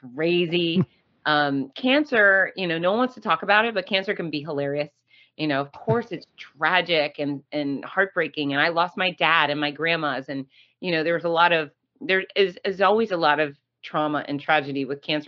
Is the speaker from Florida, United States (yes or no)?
yes; Gainesville, Florida, United States; Gainesville, Florida, my hometown